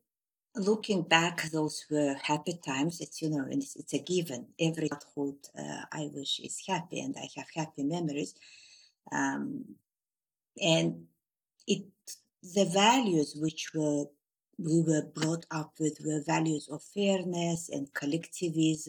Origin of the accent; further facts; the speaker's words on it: Turkmenistan; moved away as an adult; I was born in Turkmenistan in a district which was nearing Uzbekistan